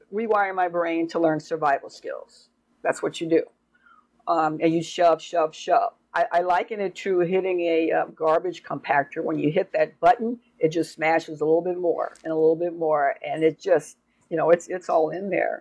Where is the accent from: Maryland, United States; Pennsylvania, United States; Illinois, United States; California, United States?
California, United States; Oakland; I grew up in Oakland, California